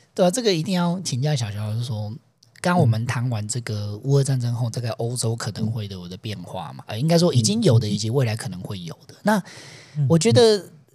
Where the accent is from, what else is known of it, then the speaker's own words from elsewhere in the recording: Taiwan; 身为台湾人